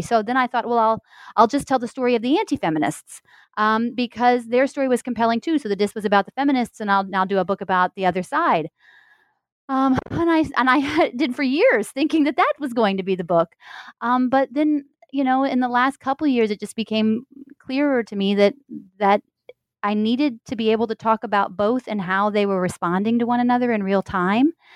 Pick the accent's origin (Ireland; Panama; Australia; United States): United States; Missouri; moved away; also born or lived in Indiana; I am a Midwesterner. I'm from Missouri